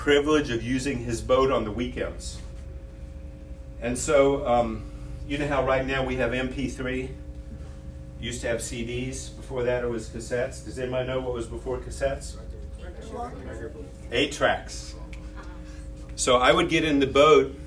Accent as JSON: {"language": "English", "region": "Illinois", "country": "United States", "tie": "born or raised there", "said": "I grew up in Illinois"}